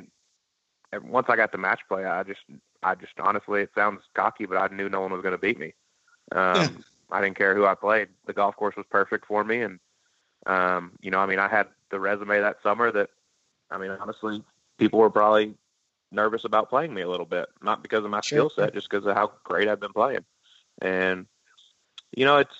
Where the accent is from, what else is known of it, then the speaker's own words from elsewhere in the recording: Dallas area, Texas, United States; it was in my hometown